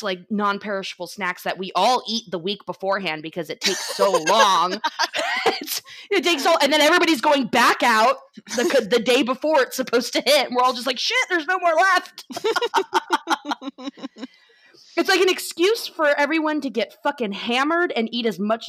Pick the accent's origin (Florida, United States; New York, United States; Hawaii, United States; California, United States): Florida, United States; we're both from Florida